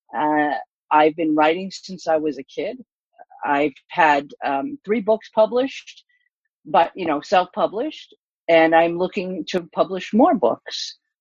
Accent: East Coast, United States; moved away; also born or lived in California; I'm from the East Coast.

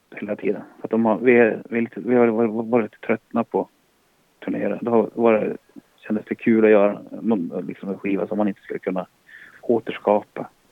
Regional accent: Boden, Norrbotten County, Sweden; jag är född i Boden

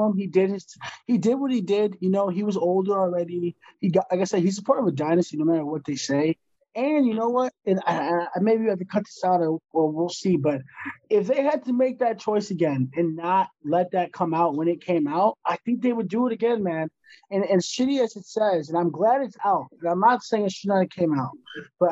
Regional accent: Chicago, Illinois, United States; We're from Chicago.

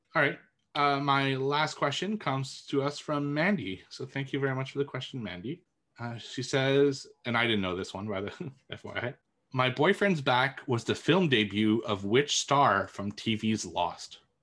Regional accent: Montreal, Quebec, Canada; it's filmed in my hometown

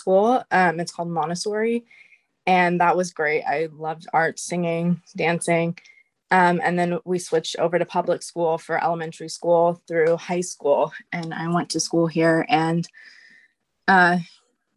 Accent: Mission Viejo, California, United States; also born or lived in Newport Beach, California / Huntington Beach, California / Missouri / Colorado; I'm from Orange County, California

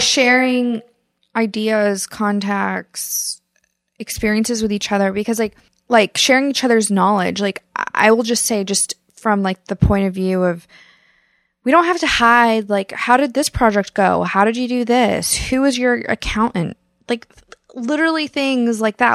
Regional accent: Kansas, United States; moved away; I grew up in Kansas

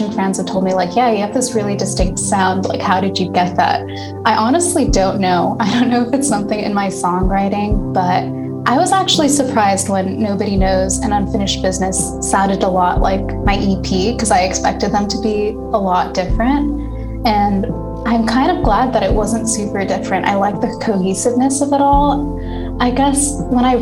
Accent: Pasadena, California, United States; I'm from Pasadena, California. Both of my parents are from Sri Lanka. They immigrated here in the 90s and they met and they got married and they had me. And I've been living in California my whole life

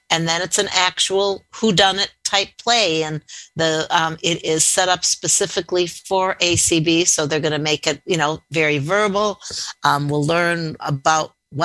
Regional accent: outside of Chicago, Illinois, United States; Growing up outside of Chicago, you know, we went there for many school field trips.

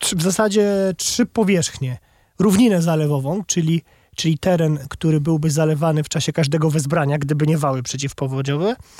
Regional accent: Masovian Voivodeship, Poland; u nas na Mazowszu

